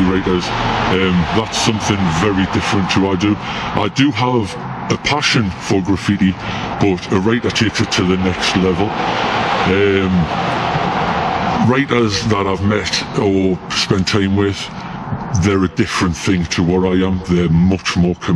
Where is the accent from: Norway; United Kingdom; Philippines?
United Kingdom; Newcastle upon Tyne, North East England; also born or lived in Peterlee, County Durham; Moved to Newcastle when I was about 9, 10 years old. I moved from Durham